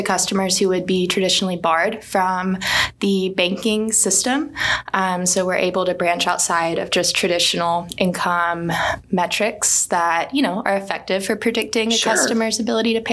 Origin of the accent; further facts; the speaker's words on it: Birmingham, Alabama, United States; moved away as an adult; also born or lived in Dallas; I also grew up here in Birmingham and actually grew up going to Dawson